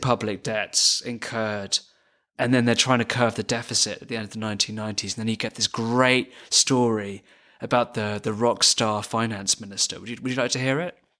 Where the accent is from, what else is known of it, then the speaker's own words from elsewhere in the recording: United Kingdom; as a British person